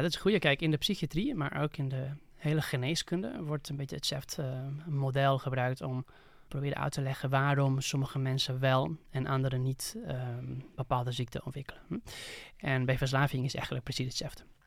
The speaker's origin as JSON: {"language": "Dutch", "town": "Barcelona", "region": "Catalonia", "country": "Spain", "second_language": "Dutch", "moved": "as an adult", "lives_now": "Netherlands", "said": "eigenlijk in Barcelona, waar ik vandaan kom"}